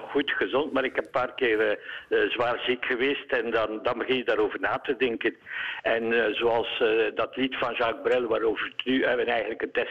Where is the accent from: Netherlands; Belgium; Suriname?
Belgium; Eeklo, Flanders; ik ben van Eeklo